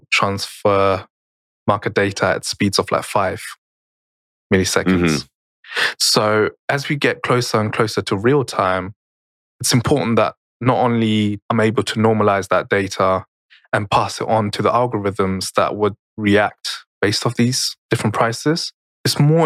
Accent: Germany; I grew up in Germany

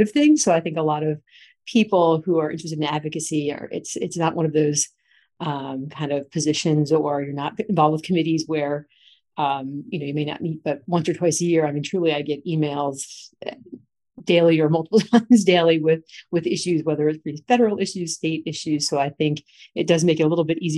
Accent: New Jersey, United States; now in North Carolina, United States; I'm from New Jersey.

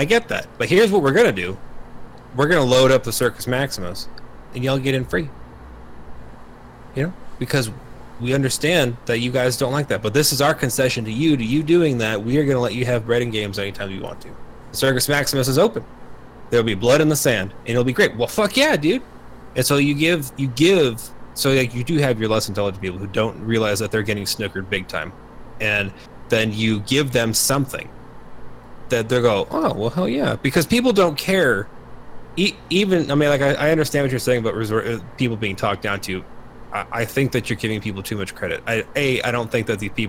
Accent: United States; we as an American

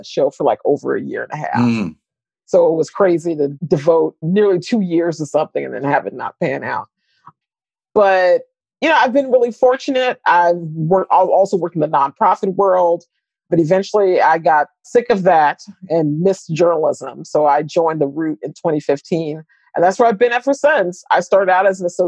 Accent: St. Louis, Missouri, United States; I was born and raised in St. Louis, Missouri

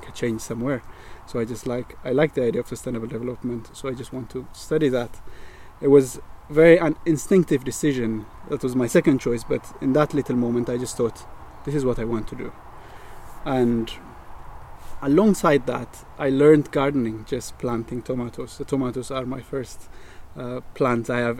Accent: Addis Ababa, Ethiopia; moved away as an adult; now in Northern Ireland, United Kingdom; I am born and raised in Ethiopia, and in the capital city in Addis

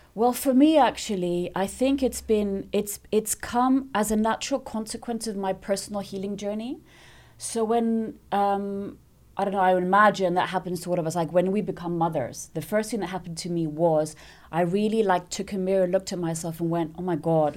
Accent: Nicosia, Cyprus; also born or lived in London; So I was born there. They stayed a couple of years in London, and then I came back here and I grew up in Nicosia

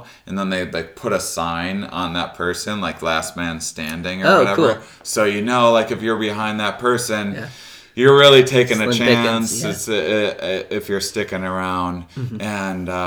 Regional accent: La Crosse, Wisconsin, United States; moved away; I'm from La Crosse, Wisconsin originally

